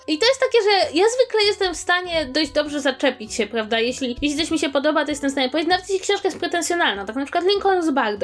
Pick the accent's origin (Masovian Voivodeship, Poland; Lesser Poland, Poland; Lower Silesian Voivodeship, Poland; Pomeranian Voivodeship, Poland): Masovian Voivodeship, Poland; Warsaw; jestem z Warszawy i tu mam rodzinę